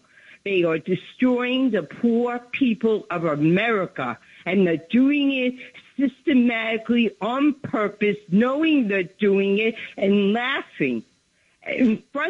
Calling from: Queens, New York, United States; from Queens, New York.

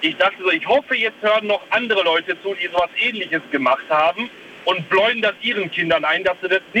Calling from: Holzkirch, Germany; … ist hier. Ich komme aus Holzkirch.

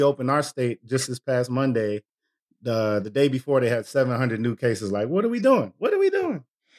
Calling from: Minneapolis, Minnesota, United States; I am in Minneapolis, so a couple hours ahead of you.

